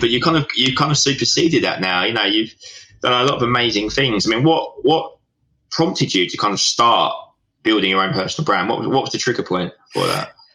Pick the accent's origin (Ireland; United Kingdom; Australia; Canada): United Kingdom; Southend-on-Sea, East of England; we're both from Southend